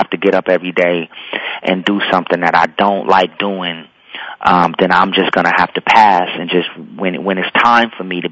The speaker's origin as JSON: {"language": "English", "town": "Los Angeles", "region": "California", "country": "United States", "tie": "born or raised there", "also_born_or_lived": "McComb, Mississippi", "said": "I was born in Mississippi, and I've been in Los Angeles since I was two."}